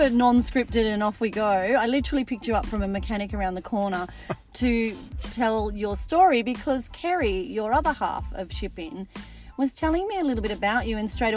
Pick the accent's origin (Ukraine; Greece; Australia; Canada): Australia; Mornington Peninsula, Victoria; I grew up on the Mornington Peninsula